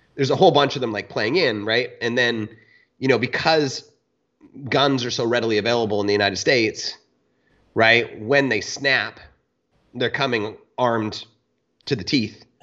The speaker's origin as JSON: {"language": "English", "country": "Canada", "tie": "born or raised there"}